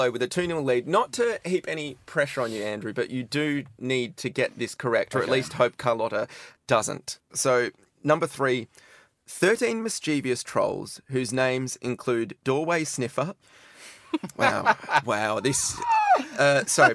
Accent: Perth, Western Australia, Australia; I'm from Perth

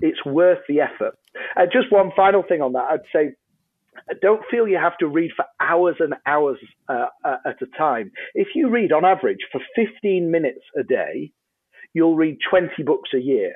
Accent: Yorkshire and the Humber, United Kingdom; I'm a Brit, uh, on, on this side of the pond. Um, I'm from a place called Yorkshire, uh, in England

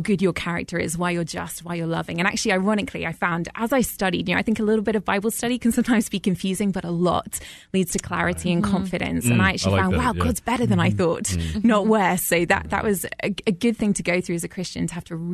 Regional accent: London, United Kingdom; accent: Brit; moved away as an adult; now in Atlanta, United States; I grew up in London, a little bit more of a secular country

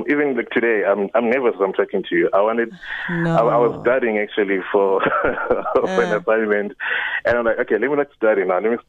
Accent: Eastern Cape, South Africa

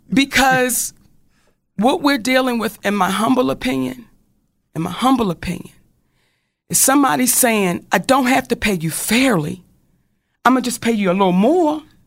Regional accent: Baltimore, Maryland, United States; I'm from Baltimore

